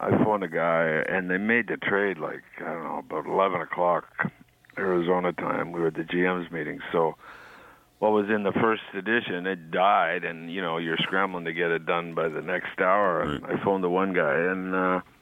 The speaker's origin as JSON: {"language": "English", "town": "Kingston", "region": "Ontario", "country": "Canada", "tie": "born or raised there", "said": "I grew up in Kingston"}